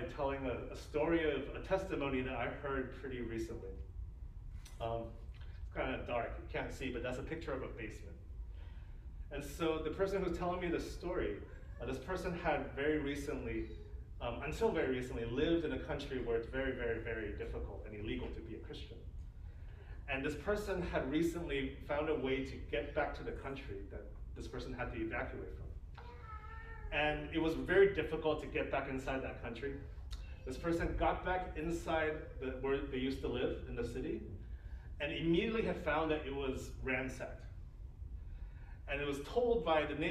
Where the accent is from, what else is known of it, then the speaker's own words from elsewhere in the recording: Cupertino, California, United States; also born or lived in Hong Kong / San Jose; I ended up living in Cupertino from, like, you know, kindergarten to 12th grade